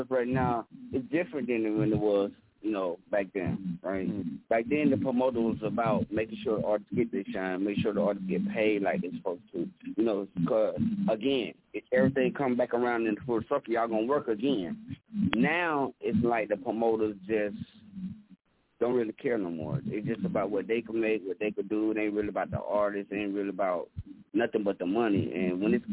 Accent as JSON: {"language": "English", "region": "Georgia", "country": "United States", "said": "we are from Augusta, Georgia, Atlanta, Georgia. We're a down south group"}